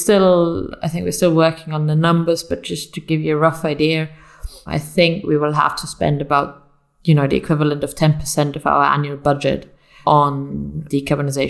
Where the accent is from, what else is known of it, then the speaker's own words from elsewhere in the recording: Munich, Bavaria, Germany; I come from Munich, which some of your listeners may know because of the Oktoberfest